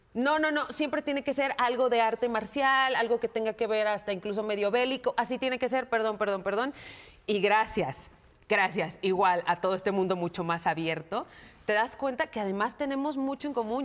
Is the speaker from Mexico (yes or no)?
yes; Mexico; nosotros como mexicanos